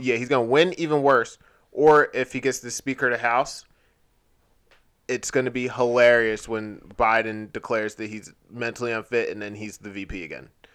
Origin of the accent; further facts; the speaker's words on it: United States; as an American